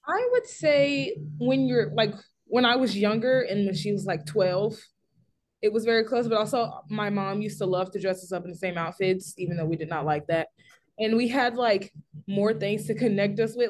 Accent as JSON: {"language": "English", "town": "Simpsonville", "region": "South Carolina", "country": "United States", "said": "I'm from Simpsonville, South Carolina"}